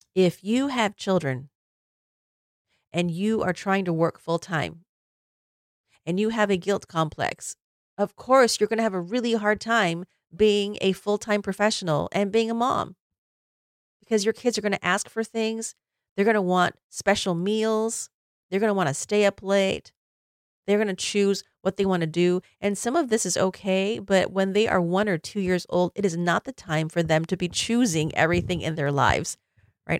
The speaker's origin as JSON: {"language": "English", "region": "Illinois", "country": "United States", "tie": "born or raised there", "moved": "yes", "said": "we went to Illinois, my hometown"}